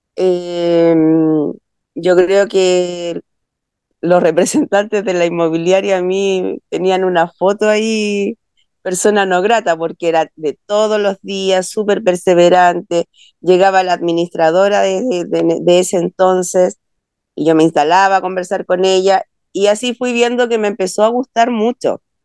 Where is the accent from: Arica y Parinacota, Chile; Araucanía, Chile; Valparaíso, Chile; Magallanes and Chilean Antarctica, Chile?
Valparaíso, Chile; also born or lived in Santiago; yo soy de Valparaíso, vivo acá hace 25 años. Yo nací en Santiago, pero me vine a Valparaíso hace 25 años